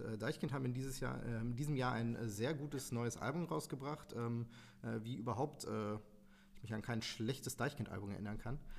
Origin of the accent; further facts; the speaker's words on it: Bochum, North Rhine-Westphalia, Germany; ich bin halt in Wattenscheid geboren und aufgewachsen, habe mich aber immer als Bochumer gefühlt